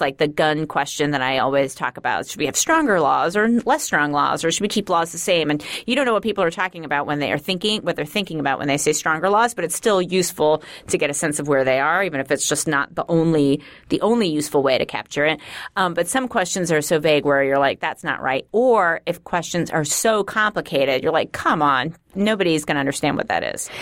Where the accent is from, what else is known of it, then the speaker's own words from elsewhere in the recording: New York City, New York, United States; accent: Queensy; I'm from Queens originally. So maybe there's something Queensy about it.